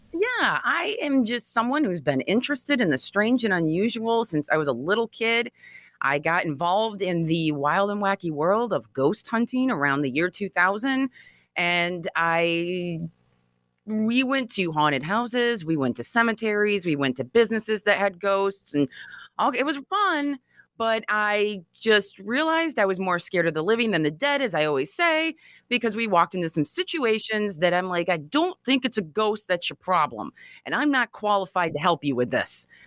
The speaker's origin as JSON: {"language": "English", "town": "Grand Haven", "region": "Michigan", "country": "United States", "tie": "born or raised there", "said": "growing up in Grand Haven, Michigan"}